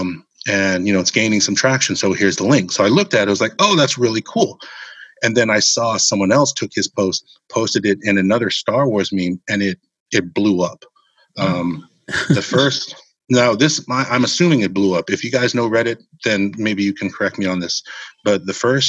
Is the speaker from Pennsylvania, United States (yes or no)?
no; Hawaii, United States; growing up in Hawaii